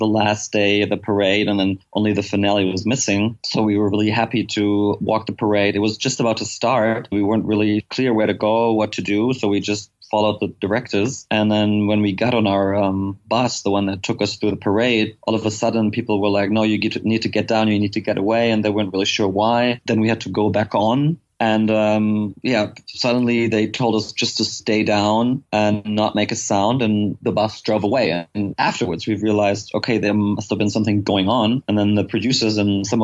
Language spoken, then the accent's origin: English; Mainz, Rhineland-Palatinate, Germany; my hometown in Mainz, where I'm from.